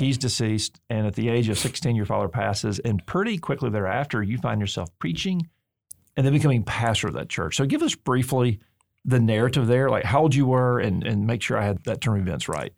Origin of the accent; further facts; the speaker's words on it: Alabama, United States; I'm from Alabama